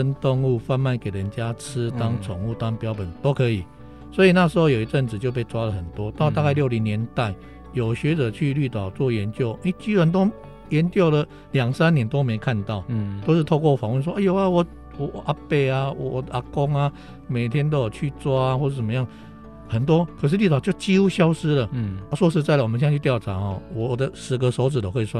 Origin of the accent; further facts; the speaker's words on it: Taichung, Taiwan; 所以就像我们台中那边有樱花钩吻鲑，嗯嗯，只有你们这边才有。